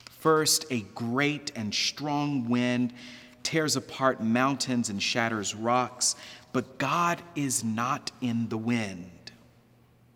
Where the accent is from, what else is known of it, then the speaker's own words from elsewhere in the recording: Texas, United States; growing up in Texas, we called it Baal.